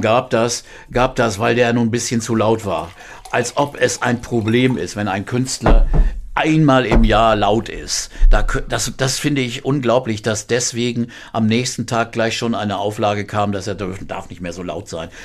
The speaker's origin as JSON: {"language": "German", "town": "Quakenbrück", "region": "Lower Saxony", "country": "Germany", "tie": "born or raised there", "also_born_or_lived": "Bramsche / Osnabrück district", "moved": "as an adult", "lives_now": "Hamburg, Germany", "said": "Ich wohnte damals in Quakenbrück, das ist betrachte ich als meine Heimatstadt"}